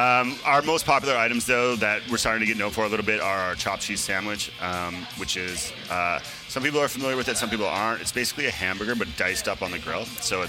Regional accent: Alberta, Canada; now in Vancouver, Canada; none of us are actually originally from Vancouver, and I'm originally from Alberta.

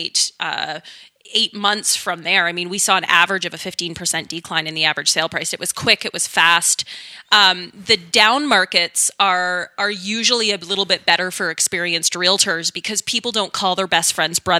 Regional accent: Wetaskiwin, Alberta, Canada; I grew up in rural Alberta, central rural Alberta. It's called Wetaskiwin

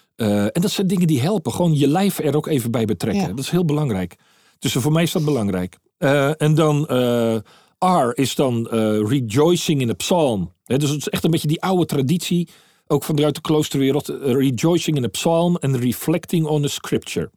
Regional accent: Netherlands; now in Maastricht, Netherlands; ik als Hollander

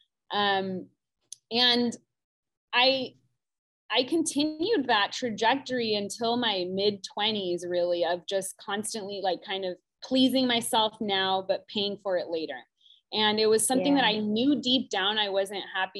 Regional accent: South Orange County, California, United States; I grew up in South Orange County

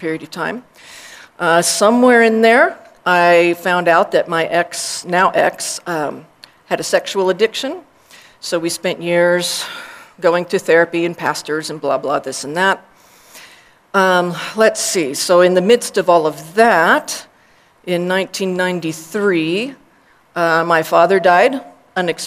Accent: Texas, United States; also born or lived in Austin, Texas; I was born in Texas in 1962

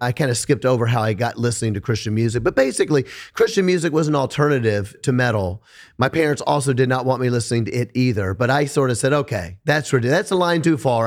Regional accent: Memphis, Tennessee, United States; I'm from Memphis, Tennessee.

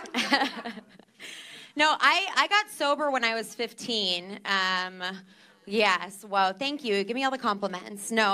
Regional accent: New Jersey, United States; I am from New Jersey

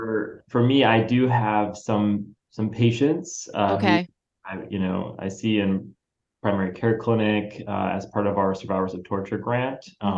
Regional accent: Massachusetts, United States; I grew up in Massachusetts

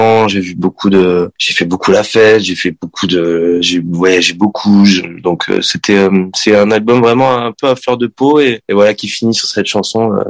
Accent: Sarlat, Nouvelle-Aquitaine, France; moi je suis né dans le sud-ouest de la France, donc je suis, je viens du Périgord.

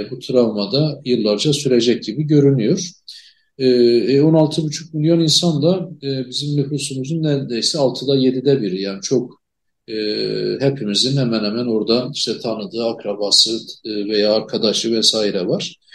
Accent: Elazığ, Elazığ Province, Turkey; Hatta ben Elazığlıyım. Elazığ'ı da biliyorum.

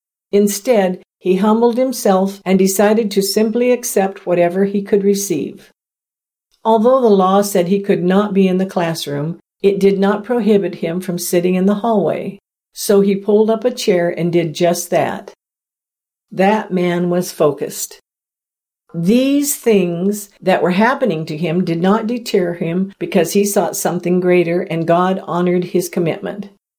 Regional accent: the South, United States; I grew up in the South in the 1960s, so I have experienced a few things myself.

